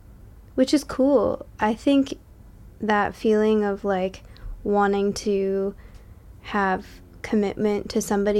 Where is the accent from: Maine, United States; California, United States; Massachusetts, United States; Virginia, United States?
Massachusetts, United States; And a lot of the imagery of that, for me at least, is rooted in, like, my hometown in, like, southern Massachusetts, where, like, the only thing that you have to do in the summer is, like, light ants on fire with a magnifying glass